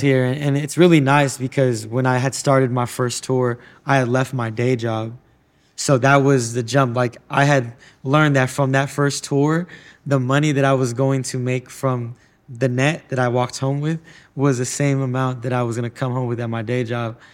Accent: United States

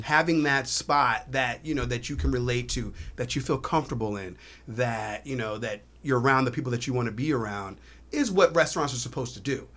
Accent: Herndon, Virginia, United States; now in South Florida, United States; when I was growing up in Virginia, we had a spot in Herndon

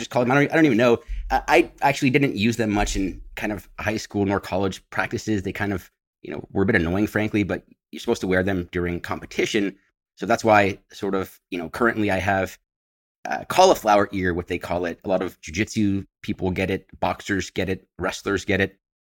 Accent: San Francisco Bay Area, California, United States; moved away as an adult; I grew up in the San Francisco, uh, Bay Area, about twenty-five miles east of San Francisco

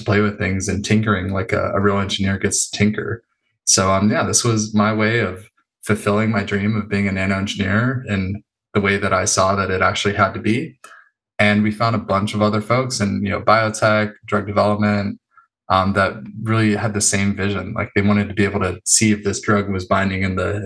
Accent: Los Angeles, California, United States; also born or lived in San Diego; I grew up in North Hollywood

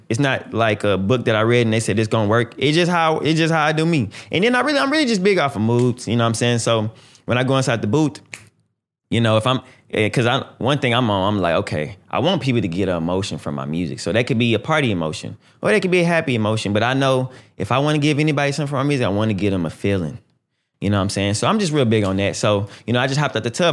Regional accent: Houston, Texas, United States; I'm from Houston. You know what I'm saying? I'm from Texas, Houston, Texas

